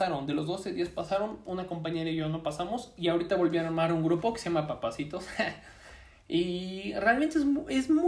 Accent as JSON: {"language": "Spanish", "region": "Puebla", "country": "Mexico", "said": "Ah, pues yo soy de Puebla"}